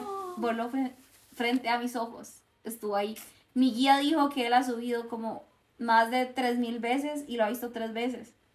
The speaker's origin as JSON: {"language": "Spanish", "country": "Costa Rica", "said": "como costarricense, por lo menos, que es lo que soy"}